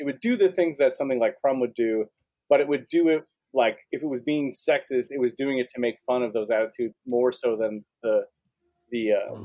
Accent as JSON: {"language": "English", "town": "Wausau", "region": "Wisconsin", "country": "United States", "tie": "born or raised there", "said": "in my hometown, there was a comic shop, and it was solid, but they didn't carry adult comics. But there was a pawn shop that was down the street."}